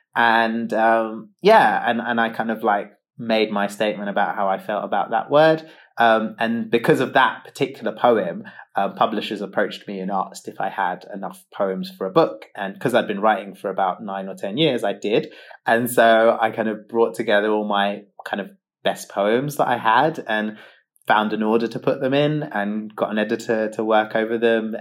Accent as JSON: {"language": "English", "region": "London", "country": "United Kingdom", "tie": "born or raised there", "said": "I have been a mixed race gay teenager growing up in London"}